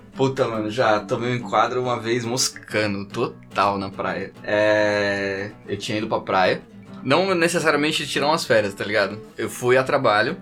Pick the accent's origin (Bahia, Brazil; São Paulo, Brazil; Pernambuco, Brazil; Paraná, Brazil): São Paulo, Brazil; sou de São Paulo, tal, tô, tô aqui a trabalho